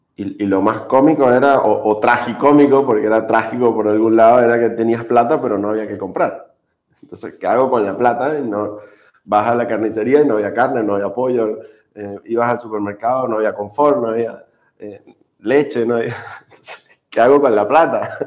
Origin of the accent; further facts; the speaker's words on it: Margarita Island, Nueva Esparta, Venezuela; moved away as an adult; now in Chile; soy, venezolano, nací en Venezuela, vengo de la isla de Margarita, la perla del Caribe